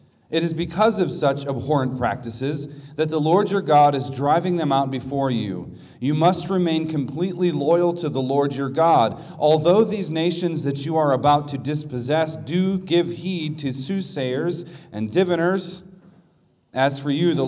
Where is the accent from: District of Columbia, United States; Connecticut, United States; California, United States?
District of Columbia, United States; Washington; I'm from the Washington, D.C. area, and we call that place Babylon